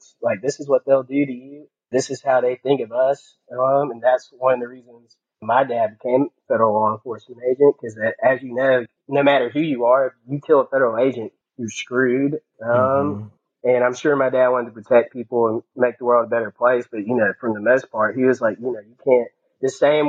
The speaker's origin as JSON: {"language": "English", "town": "Mobile", "region": "Alabama", "country": "United States", "tie": "born or raised there", "said": "I'm from fucking Mobile, Alabama."}